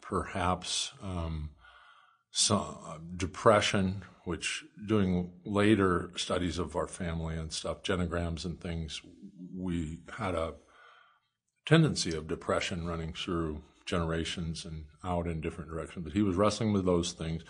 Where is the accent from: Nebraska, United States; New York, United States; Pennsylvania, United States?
Nebraska, United States; Oakland; also born or lived in Lincoln, Nebraska; grew up until I was twelve in, uh, Oakland, Nebraska, and then parents moved to Lincoln. My mom was a teacher, my dad was, uh, a carpenter, and I grew up in Lincoln